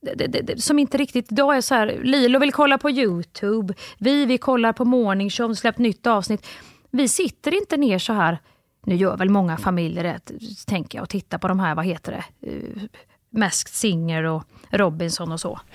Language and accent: Swedish; Kristinehamn, Värmland, Sweden; jag är uppvuxen ju i, i Kristinehamn